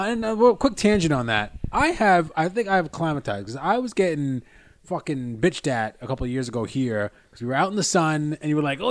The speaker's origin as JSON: {"language": "English", "country": "United States", "said": "as an American."}